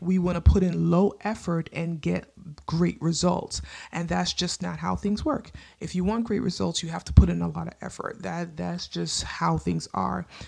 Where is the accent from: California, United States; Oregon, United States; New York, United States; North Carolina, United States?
New York, United States; I lived in New York. I grew up in New York